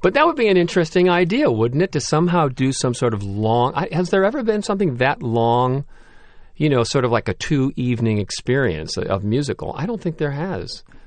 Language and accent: English; Skokie, Illinois, United States; also born or lived in Chicago; I grew up in Skokie, and, uh, I ended up going to Northwestern University